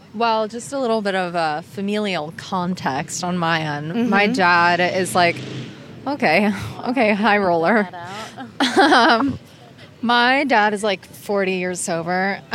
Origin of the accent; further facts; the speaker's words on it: Hoboken, New Jersey, United States; And we moved around a lot, and we eventually... I grew up in Hoboken, New Jersey.